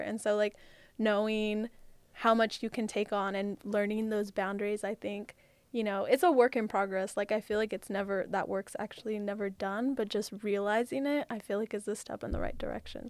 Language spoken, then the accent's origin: English; California, United States; moved away; I'm from California